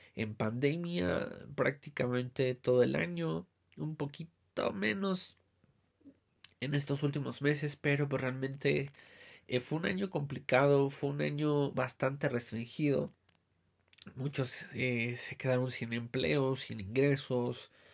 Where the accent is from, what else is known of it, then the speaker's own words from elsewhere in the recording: Mexico; nosotros como mexicanos